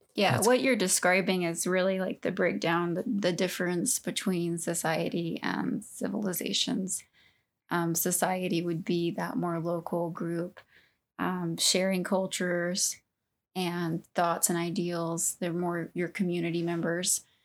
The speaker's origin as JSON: {"language": "English", "region": "Southeast Texas", "country": "United States", "tie": "born or raised there", "moved": "as an adult", "lives_now": "Utah, United States", "said": "I grew up in Southeast Texas"}